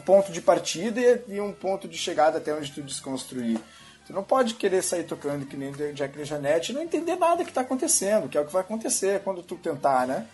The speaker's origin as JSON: {"language": "Portuguese", "town": "Porto Alegre", "region": "Rio Grande do Sul", "country": "Brazil", "tie": "born or raised there", "said": "eu sou natural de Porto Alegre, gaúcho da, da turma"}